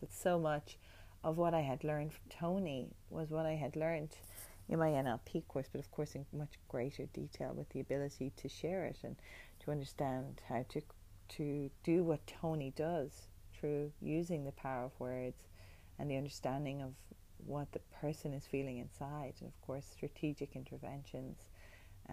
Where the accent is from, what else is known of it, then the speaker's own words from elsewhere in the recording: Ireland; moved away as an adult; also born or lived in New York; now in Australia; being Irish, you know, you're one of many, many, many Irish people who live in New York and work in bars